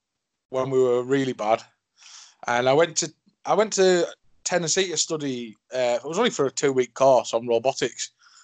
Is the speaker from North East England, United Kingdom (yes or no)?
yes; Cleveland, North East England, United Kingdom; I am from Cleveland in the UK